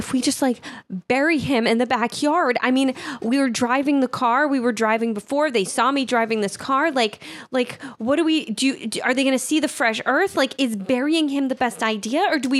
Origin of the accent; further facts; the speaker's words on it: Boston, Massachusetts, United States; I grew up in the Boston area.